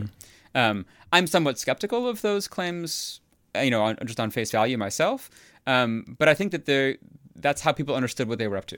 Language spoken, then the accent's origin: English; near Chicago, Illinois, United States; moved away as an adult; also born or lived in Houston; now in New Haven, United States; I grew up near Chicago